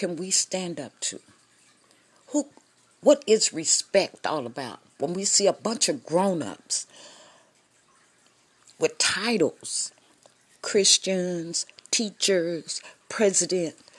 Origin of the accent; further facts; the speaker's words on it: Fresno, California, United States; I am from Fresno, California